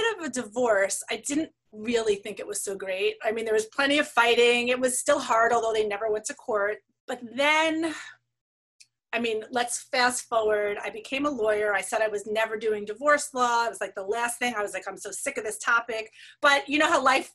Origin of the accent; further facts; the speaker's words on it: New York City, New York, United States; I grew up in New York City with parents who were very committed